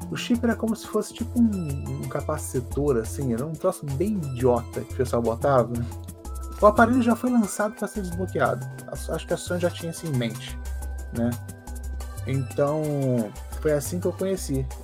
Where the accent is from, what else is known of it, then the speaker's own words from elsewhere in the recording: Niterói, Rio de Janeiro, Brazil; also born or lived in Macaé; sou de Niterói, mas minha família também é de Macaé, uma cidade perto.